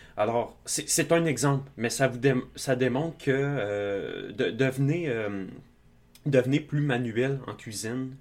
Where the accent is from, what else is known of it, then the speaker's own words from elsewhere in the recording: Outaouais, Quebec, Canada; je viens de l'Outaouais